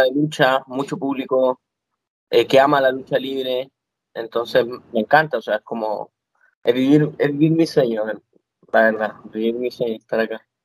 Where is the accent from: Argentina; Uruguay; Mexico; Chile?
Chile; moved away as an adult; now in Florida, United States; vine desde Chile, que vine de tan lejos